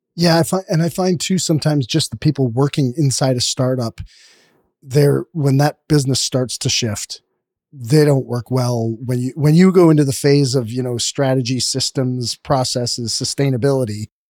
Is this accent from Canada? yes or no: yes; Canada; we're from Canada